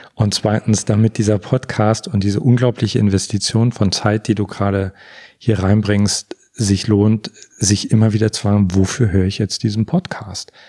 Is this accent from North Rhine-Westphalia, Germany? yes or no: no; Görlitz, Saxony, Germany; moved away; also born or lived in Berlin; auf eine Familienfeier gehe in Görlitz, da wo ich herkomme